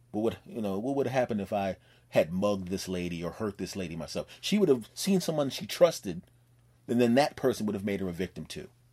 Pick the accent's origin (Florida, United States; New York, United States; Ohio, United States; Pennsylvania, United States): Pennsylvania, United States; Philadelphia; now in Los Angeles, United States; my home state of Pennsylvania